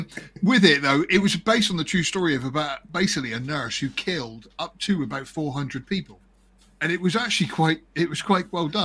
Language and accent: English; Ireland; accent: Irish